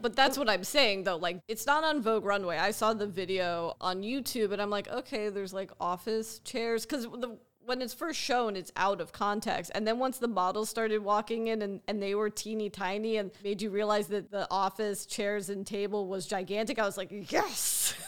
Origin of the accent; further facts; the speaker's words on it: Los Angeles, California, United States; as someone who grew up here